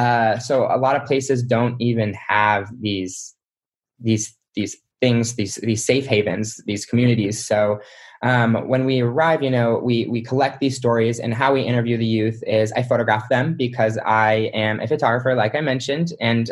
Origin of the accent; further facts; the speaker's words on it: Utah, United States; moved away as an adult; now in Los Angeles, United States; I grew up in Utah. I grew up LDS.